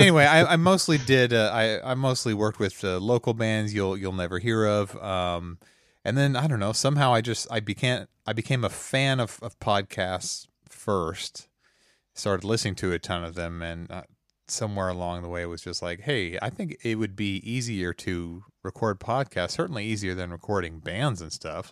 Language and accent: English; the Ozarks, Missouri, United States; I'm from, uh, Missouri, U S A, a little place called the Ozarks